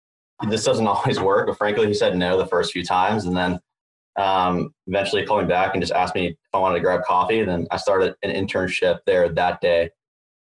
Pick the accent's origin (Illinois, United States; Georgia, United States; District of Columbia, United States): Georgia, United States; Atlanta; moved away as an adult; now in Los Angeles, United States; So I guess I grew up in Atlanta, went to the University of Georgia